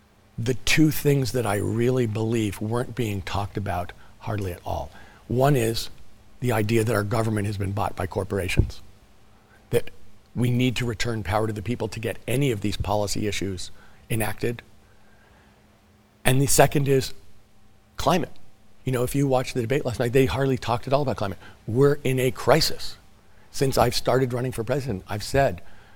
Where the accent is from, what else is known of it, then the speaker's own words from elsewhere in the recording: California, United States; my home state of California